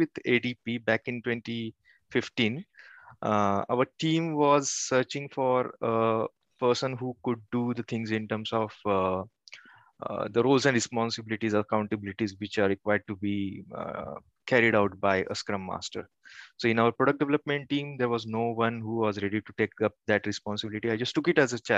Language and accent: English; Kolhapur, Maharashtra, India; moved away as an adult; now in Pune, India; I have done my engineering in my hometown, which is Kolhapur